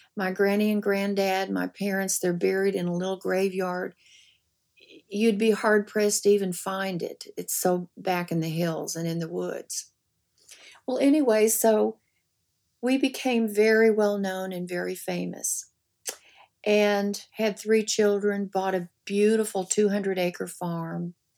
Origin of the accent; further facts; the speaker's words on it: the Ozarks, United States; moved away; I grew up in the Ozarks